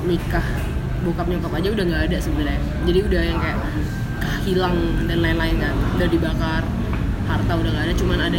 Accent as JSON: {"language": "Indonesian", "town": "Ambon", "region": "Maluku", "country": "Indonesia", "tie": "born or raised there", "also_born_or_lived": "Surabaya", "said": "gue lahirnya di Surabaya itu karena uh, waktu itu cuman vis apa liburan doang jadi hmm. lagi pas liburan terus kayak brojolnya di sana gitu hmm. kan terus balik lagi pas gue udah masih bayi itu karena rumah kan di Ambon"}